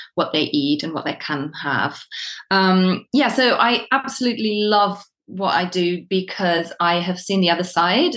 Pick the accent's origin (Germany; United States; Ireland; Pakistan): Germany; now in United Kingdom; I am from Germany originally, but I've been living in the UK for more than I haven't.